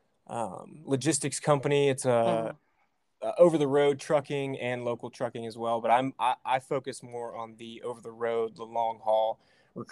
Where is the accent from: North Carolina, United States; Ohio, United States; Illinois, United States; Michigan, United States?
Ohio, United States; I'm from Ohio